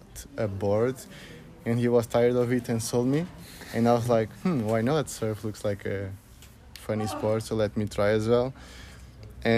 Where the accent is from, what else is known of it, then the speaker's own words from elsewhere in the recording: Lisbon, Portugal; I'm from Lisbon, but my family is mainly from the south, from Alentejo